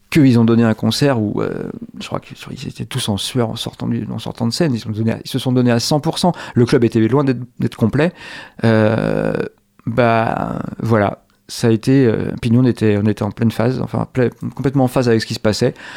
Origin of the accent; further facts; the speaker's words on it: Angers, Pays de la Loire, France; avant j'étais étudiant à l'université d'Angers et avant lycéen à David d'Angers. Je suis d'Angers, il n'y a pas de doute